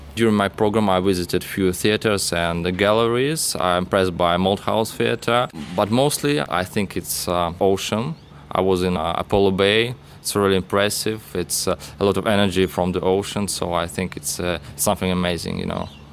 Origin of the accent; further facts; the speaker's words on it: Russia; moved away as an adult; now in Melbourne, Australia; I came from Russia